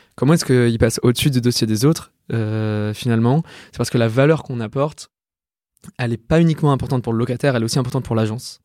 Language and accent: French; Lyon, Auvergne-Rhône-Alpes, France; moved away as an adult; also born or lived in Yvelines; je viens de Lyon. J'ai fait euh, toute ma scolarité à Lyon jusqu'à ma prépa